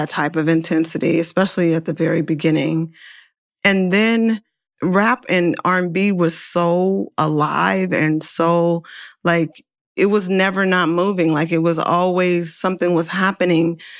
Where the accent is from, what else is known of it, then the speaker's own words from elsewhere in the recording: Oakland, California, United States; I'm from Oakland